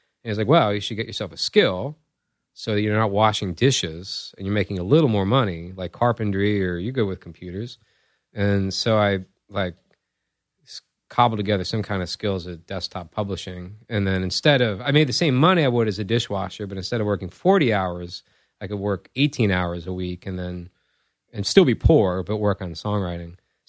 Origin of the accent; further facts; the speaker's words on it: Virginia, United States; we are from the Commonwealth.